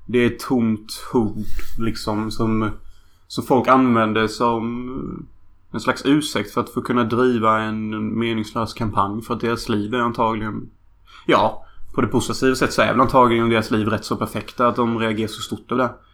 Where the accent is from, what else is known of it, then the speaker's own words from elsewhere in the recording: Sweden; Jag skäms faktiskt för att vara svensk